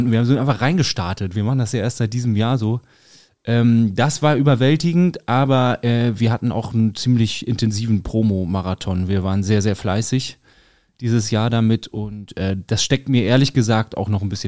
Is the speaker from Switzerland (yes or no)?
no; Northern Germany, Germany; das ist immer ein extremes Highlight für uns in Norddeutschland, wir auch als Norddeutsche.